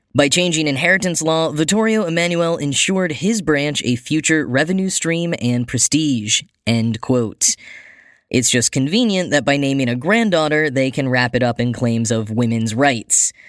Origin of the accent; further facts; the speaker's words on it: United States; being American